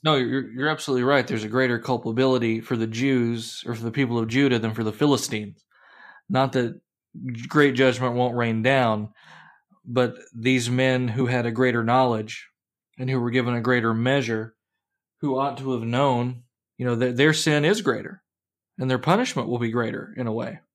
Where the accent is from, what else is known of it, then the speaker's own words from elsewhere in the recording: Kentucky, United States; now in Iowa, United States; I grew up in Kentucky